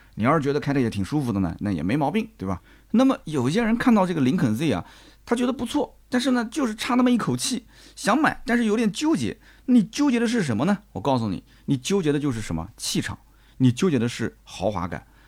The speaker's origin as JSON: {"language": "Chinese", "country": "China", "said": "按照我们中国人审美讲"}